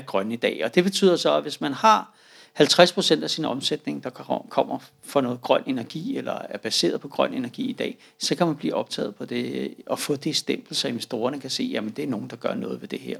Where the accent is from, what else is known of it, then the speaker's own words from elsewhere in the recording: Denmark; som danskere